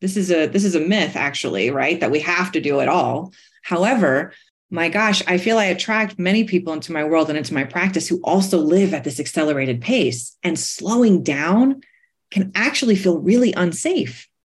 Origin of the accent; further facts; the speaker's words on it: New York, United States; So I'm a New Yorker, right? So I grew up racing everybody, trying to get ahead in front of everybody